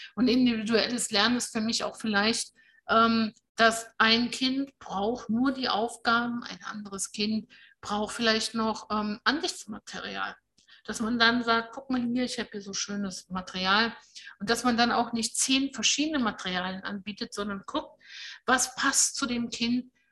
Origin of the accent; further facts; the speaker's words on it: Germany; bei uns in Deutschland